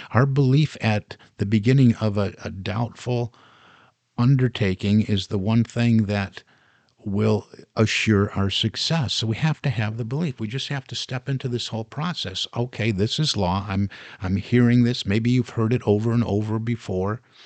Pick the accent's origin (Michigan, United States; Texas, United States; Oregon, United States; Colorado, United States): Michigan, United States; Detroit; Growing up in the Detroit area